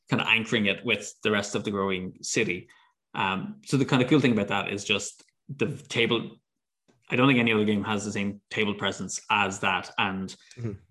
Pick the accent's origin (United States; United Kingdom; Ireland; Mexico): Ireland; It, it's funny as an Irish person.